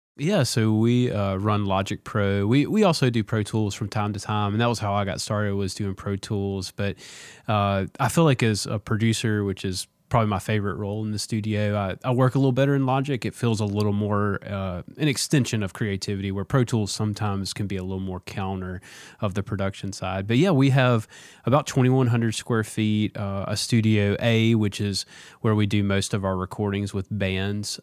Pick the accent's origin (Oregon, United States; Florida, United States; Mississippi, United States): Mississippi, United States; Vancleave; moved away; also born or lived in Jackson, Mississippi; I grew up in Van Cleve, which is the country